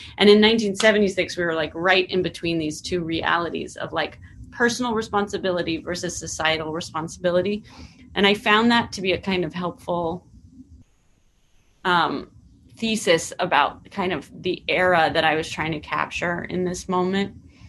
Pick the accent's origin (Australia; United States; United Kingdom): United States; California; And I'm from the Bay Area, and there's a really specific culture in the Bay Area that I was trying to capture